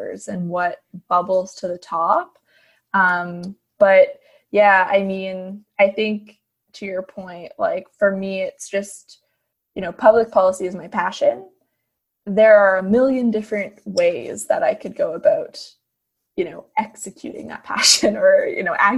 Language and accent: English; Fredericton, New Brunswick, Canada; moved away as an adult; now in Ottawa, Canada; I honestly have spent my entire life until last year in the Maritimes. And it's home